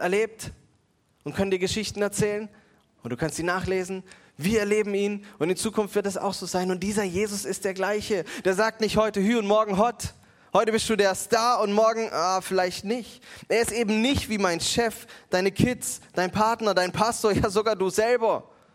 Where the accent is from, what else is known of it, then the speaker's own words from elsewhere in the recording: Mannheim, Baden-Württemberg, Germany; als Mannheimer